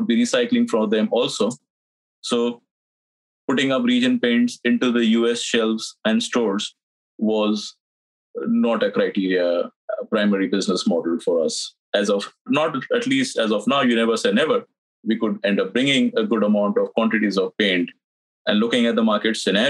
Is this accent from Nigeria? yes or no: no; India; moved away as an adult; also born or lived in Dubai; now in United States; I'm not born in the United States. I'm from India. I'm born there